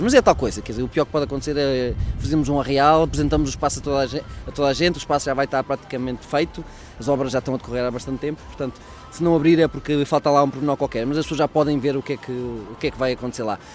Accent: Coimbra, Centro, Portugal; eu sou de Coimbra, mas eh, tenho família no Porto

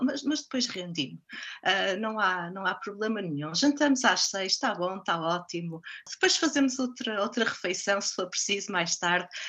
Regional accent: Portugal; moved away as an adult; also born or lived in Brazil / United States / Sweden; now in Hamilton, New Zealand

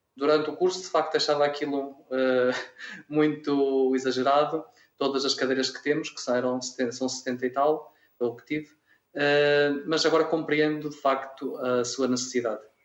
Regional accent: Vila Verde, Norte, Portugal; moved away as an adult; also born or lived in Alentejo; now in Mora, Portugal; Sou de uma aldeia rural chamada Abuinda Nóbrega, Conselho Vila Verde, Distrito de Braga. Portanto, sou minhoto

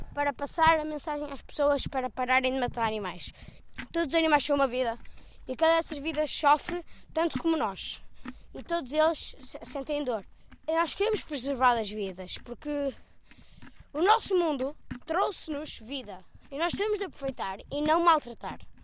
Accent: Matosinhos, Norte, Portugal; Eu não sou de Lisboa

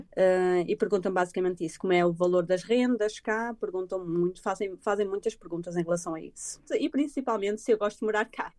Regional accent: Portugal; moved away as an adult; now in Ireland; eu sou portuguesa

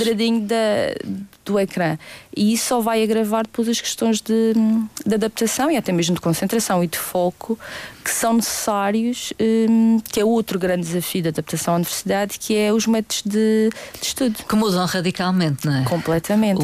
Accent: Madeira, Portugal; nós somos uma uma ilha pequenina e que não há nada aqui

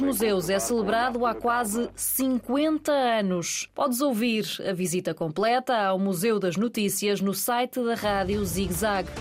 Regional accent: Covilhã, Centro, Portugal; Tenho 15 anos, sou da Covilhã e estou neste momento no nono ano na Escola Básica de São Domingos

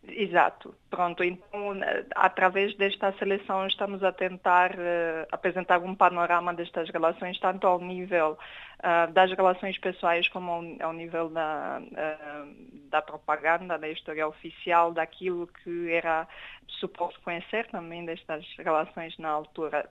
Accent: Romania; moved away; no caso da, da Romênia, eu sou romeno

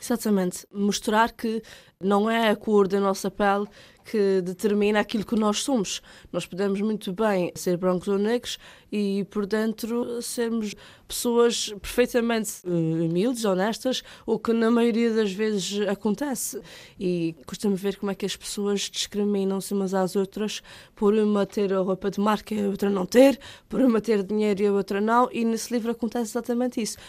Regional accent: Ponta Delgada, Azores, Portugal; Eu nasci em Ponta Delgada, São José, sou natural de cá, portanto, mas sou da Covoada, uma freguesia aqui de Ponta Delgada

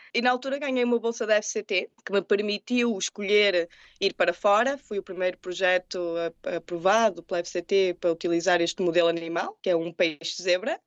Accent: Portugal; moved away as an adult; also born or lived in Murcia, Spain / Madison, United States; now in United States; Sou portuguesa com muito amor pelos meus e pela minha terra

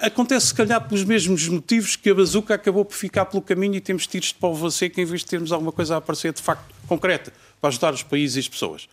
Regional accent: Portugal

